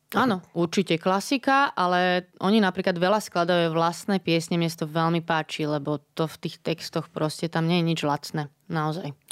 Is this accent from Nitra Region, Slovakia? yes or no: no; Bratislava, Bratislava Region, Slovakia; ja som z Bratislavy